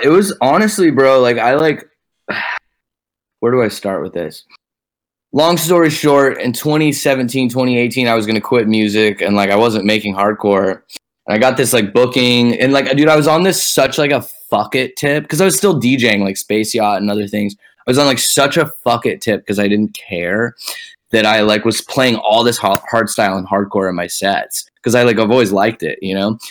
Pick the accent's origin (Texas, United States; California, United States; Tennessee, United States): Texas, United States; Dallas; moved away as an adult; also born or lived in Boston; now in Los Angeles, United States; I was born in Dallas and I was raised there